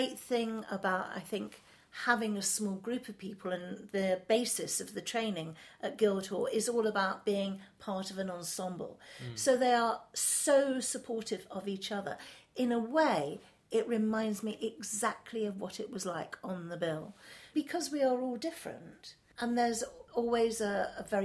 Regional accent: London, United Kingdom; I was brought up in Chelsea. I'm not a Chelsea girl. I'm not a Sloane girl. But my family are Londoners

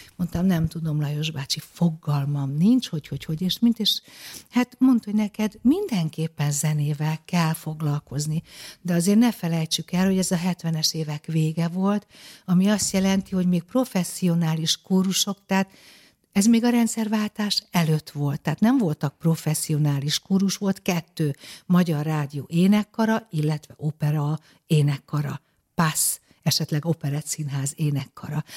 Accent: Budapest, Hungary; born or raised there

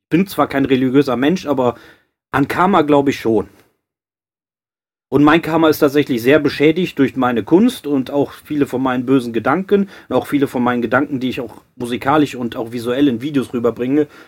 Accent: Cologne, North Rhine-Westphalia, Germany; klar, ich komme aus Köln, paar, äh, schwule Kumpels

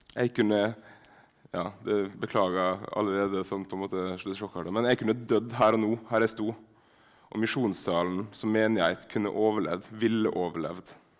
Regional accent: Sunnmøre, Møre og Romsdal, Norway; accent: Sunnmørsk; first language Sunnmørsk Norwegian; mitt morsmål sunnmørsk

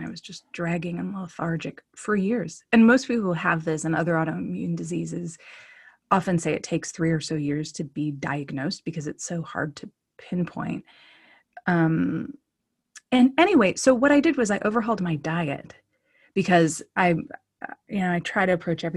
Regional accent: Oakland, California, United States; born or raised there; also born or lived in Duluth, Minnesota

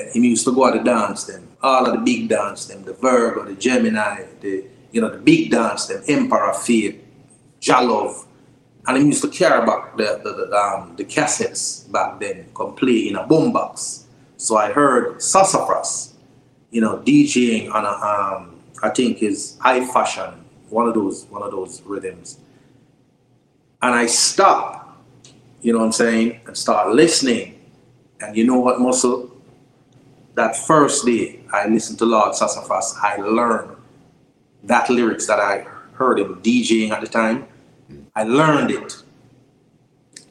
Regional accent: Kingston, Jamaica; also born or lived in St. Mary, Jamaica; I grew up in Jonestown, Trenchtown, Augustown, but I was born in St. Mary

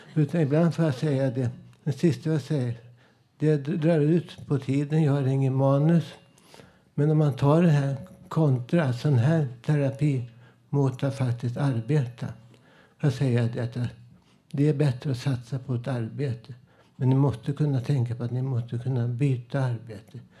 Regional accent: Stockholm, Stockholm County, Sweden; also born or lived in Södermalm; jag är från Vällingby, där ABC-förorten från 60-talet, 50-talet jag minns ju hur jag bodde där. Jag växte upp

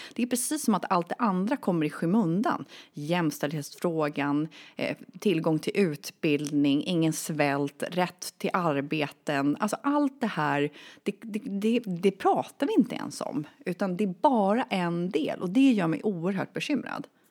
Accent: Sweden; jag är född och uppvuxen i Sverige

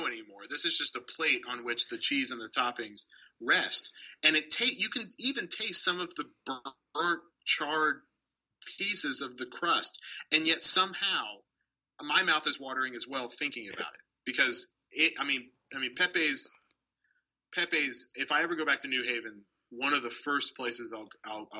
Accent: Florida, United States; moved away as an adult; also born or lived in New Haven, Connecticut; I'm from Florida, and we have decent pizza here. We have pizza, and you grow up, and you're like, pizza is good

